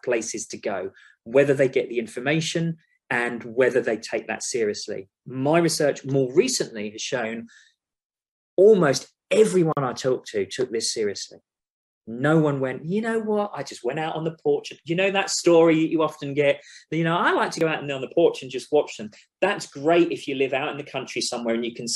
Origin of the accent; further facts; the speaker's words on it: London, United Kingdom; moved away as an adult; also born or lived in Upminster, East London; now in Oklahoma, United States; I'm a Londoner. I'm from London. Like I said earlier, I studied in London. I lived in London. I've worked in London